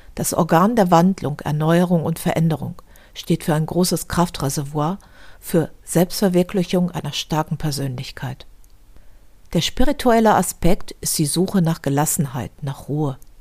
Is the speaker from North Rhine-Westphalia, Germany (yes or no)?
yes; Düsseldorf, North Rhine-Westphalia, Germany; In meiner Heimatstadt Düsseldorf